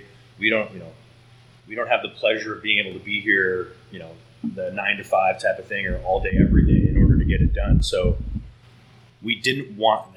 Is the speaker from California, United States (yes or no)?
yes; Southern California, United States; moved away; I was raised in Southern California